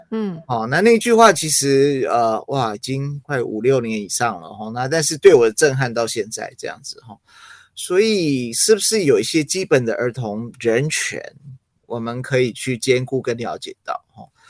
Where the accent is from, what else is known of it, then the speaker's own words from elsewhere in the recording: Taiwan; Chinese is a second language; also born or lived in United States; 那我在美国那时候就是，呃，幼稚园，然后准备要升小学，然后后来就，就来台湾